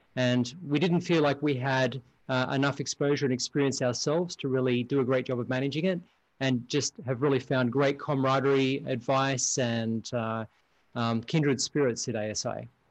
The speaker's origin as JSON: {"language": "English", "country": "Australia", "moved": "as an adult", "lives_now": "United States", "said": "I'm originally from Australia and um, I've been in the US now around 25 years. So about half my lifetime."}